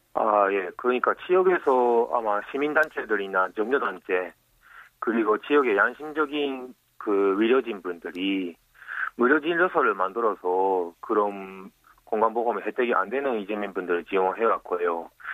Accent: Japan; Korean is a second language; moved away as an adult; now in Busan, South Korea; 일본에서 왔어요

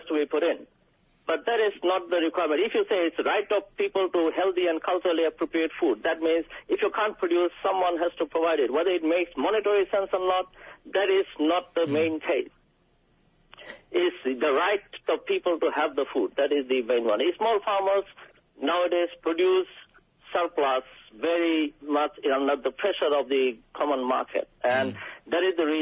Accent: Bangladesh; now in United Kingdom; I am from Bangladesh

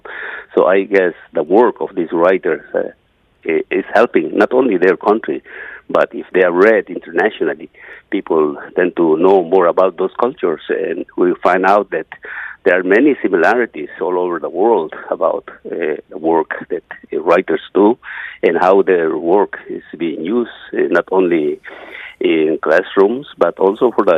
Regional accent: Guatemala; first language Maya; English is a second language; now in United States; I'm a Mayan Indian from Guatemala. I grew up, of course, in a very isolated village, speaking only Maya language

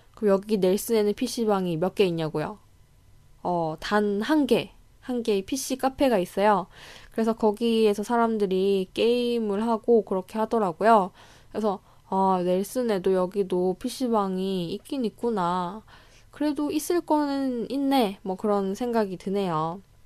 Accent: South Korea; moved away as an adult; now in New Zealand; 저는 이제 한국에서 바로 왔으니까

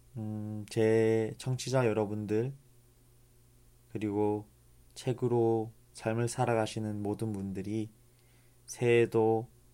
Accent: Changwon, South Gyeongsang, South Korea; 제 고향 마산에서

